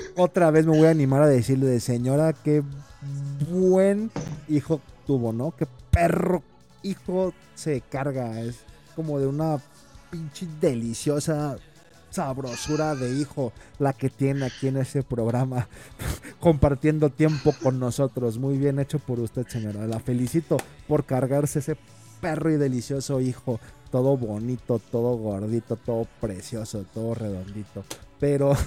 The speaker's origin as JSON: {"language": "Spanish", "region": "Jalisco", "country": "Mexico", "said": "soy de Jalisco"}